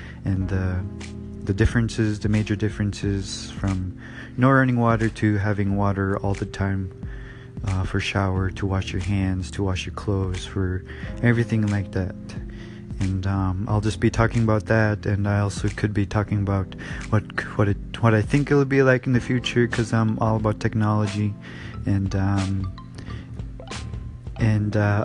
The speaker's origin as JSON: {"language": "English", "town": "Tuntutuliak", "region": "Alaska", "country": "United States", "tie": "born or raised there", "also_born_or_lived": "Bethel", "moved": "as an adult", "lives_now": "Anchorage, United States", "said": "I was born in Anchorage, and I was raised in Tuntutuliak, Tunt. And I went to high school there."}